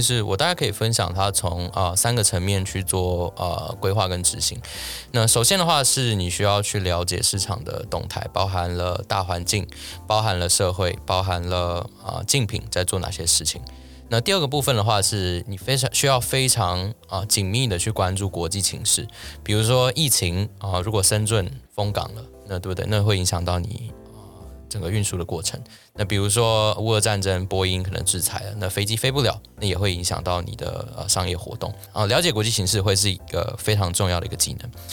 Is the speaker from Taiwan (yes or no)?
yes; Taiwan; 我个人作为一个台湾人